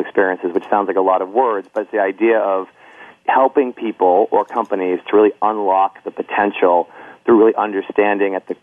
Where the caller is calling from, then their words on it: Boston, Massachusetts, United States; I'm calling from Boston, Massachusetts right now